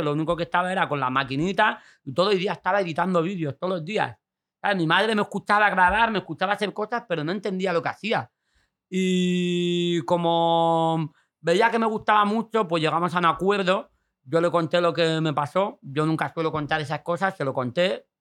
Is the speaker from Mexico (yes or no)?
no; Fuengirola, Andalusia, Spain; also born or lived in Mijas; ir al Instituto de Fuengirola con todos juntos, todos los colegas, pues yo me fui a de, a de Mijas